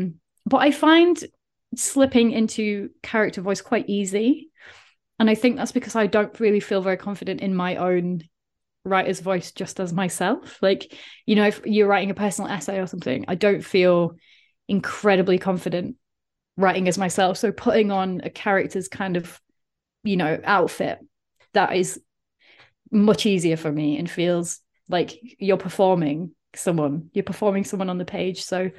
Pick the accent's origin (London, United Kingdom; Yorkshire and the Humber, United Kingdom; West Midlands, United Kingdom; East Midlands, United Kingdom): Yorkshire and the Humber, United Kingdom; Doncaster; accent: South Yorkshire; Like, my accent is completely gone from living abroad and these kind of things. But I used to have a very, very strong South Yorkshire accent. And you could, it was literally like, I know you're from Doncaster because the way you're saying this.